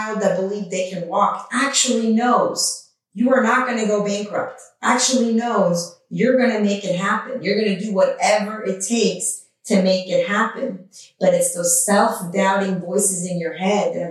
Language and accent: English; Iran; now in United States; grew up in a war-torn country at the time I was born in Iran